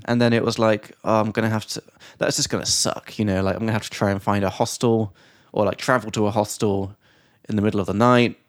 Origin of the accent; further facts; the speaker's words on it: England, United Kingdom; from England